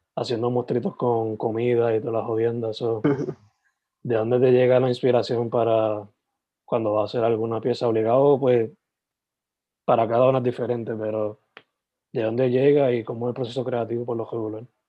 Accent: Sabana Grande, Puerto Rico; Yo soy original de Sabana Grande, San Germán.

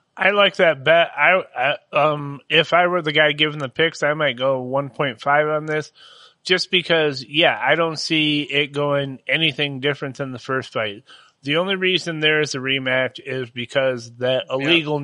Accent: United States; in America we do wrestling

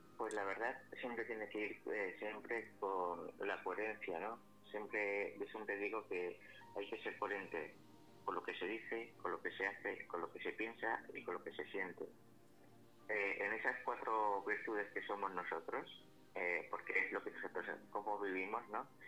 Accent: Alcalá, Spain; aquí en Alcalá de mi pueblo

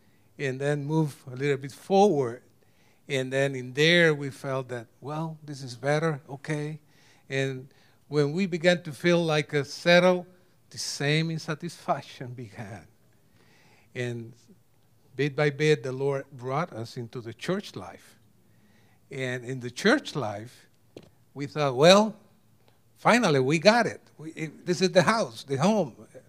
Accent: Puerto Rico; now in United States; 7 cities, we came from Puerto Rico, 7 cities in Puerto Rico, 20 times in different places in the 7 cities, and 2 different states.

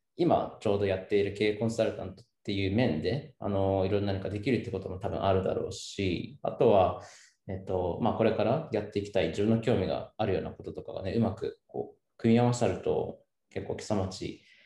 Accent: Seki, Gifu, Japan; moved away as an adult; now in Kiso, Japan; 僕もたッくもその岐阜県の、まあ、関市の、まあ、山奥の出身

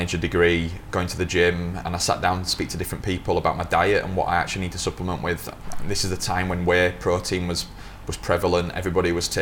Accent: Yorkshire and the Humber, United Kingdom; moved away; also born or lived in Lancaster; I grew up in Yorkshire to start with. I went to the university at Lancaster

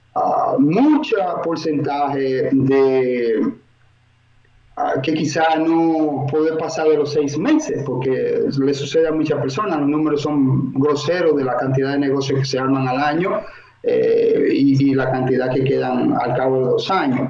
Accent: Dominican Republic; moved away as an adult; now in Miami, United States; soy oriundo de la República Dominicana

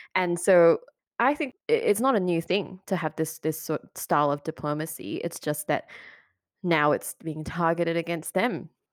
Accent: Malaysia; I come from Malaysia too

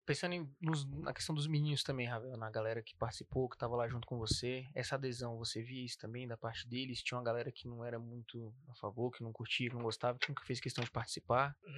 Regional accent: Ceilândia, Federal District, Brazil; venho da Ceilândia

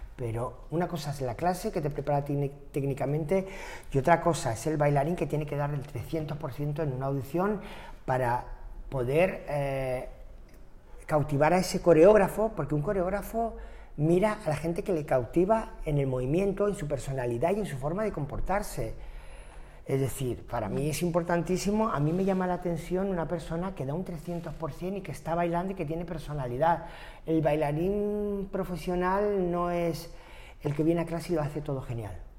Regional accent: Maspalomas, Canary Islands, Spain; also born or lived in Germany; now in Madrid, Spain; San Bartolomé de Tirajana, municipio Maspalomas, que es de donde soy

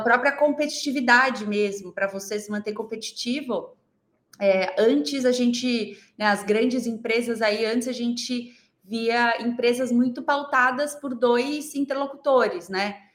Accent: Goiânia, Goiás, Brazil; now in São Paulo, Brazil; sou goiana, moro aqui em São Paulo, mas Legal. eu sou goiana, nasci lá em Goiânia

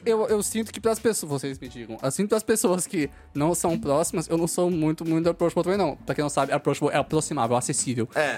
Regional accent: Osasco, São Paulo, Brazil; eu sou de Osasco

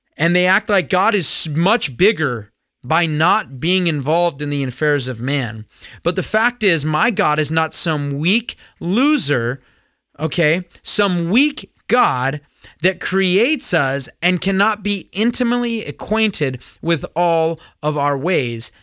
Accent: California, United States; when I grew up here in America, I was in junior high when nine eleven happened

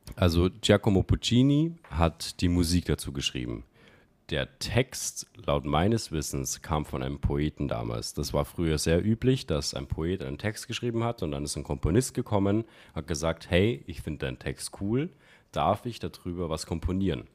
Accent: countryside near Regensburg, Bavaria, Germany; moved away as an adult; now in Vienna, Austria; ich bin im Land groß geworden, auch. Äh, und habe so, so acht oder zehn Kilometer gehabt zu der nächsten Großstadt, und zwar Regensburg.

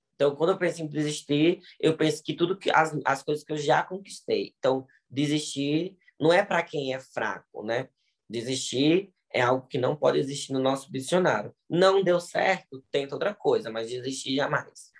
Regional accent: Ceará, Brazil; now in Bahia, Brazil; eu sou do Ceará, mas moro na Bahia, 25 anos

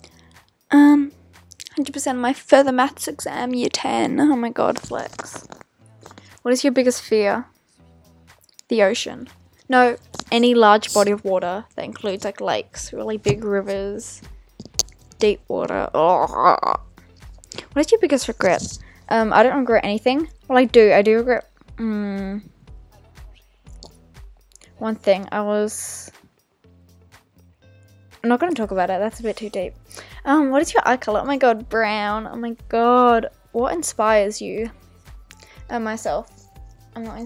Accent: Golden Square, Victoria, Australia; Golden Square. Born and bred.

